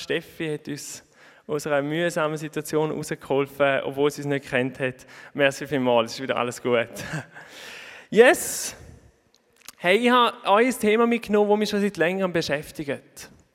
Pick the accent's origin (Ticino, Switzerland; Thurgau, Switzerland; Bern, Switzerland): Thurgau, Switzerland; Oberhofen; moved away as an adult; ihr hört ein bisschen meinem Dialekt an, ich bin nicht ganz von da, auch wenn ich zu Oberhofen aufgewachsen bin.